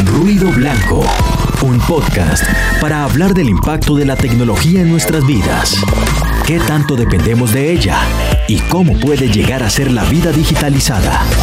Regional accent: Colombia; en el contexto nuestro, en el contexto colombiano, pues yo creo que nosotros tenemos unas realidades en Colombia

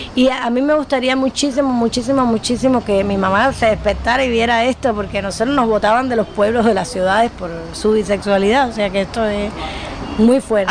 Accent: Cuba; los escritores cubanos no tenemos país

